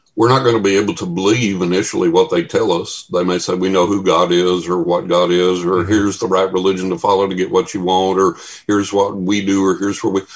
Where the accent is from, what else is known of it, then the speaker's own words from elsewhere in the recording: Texas, United States; a buddy of mine I grew up with in Texas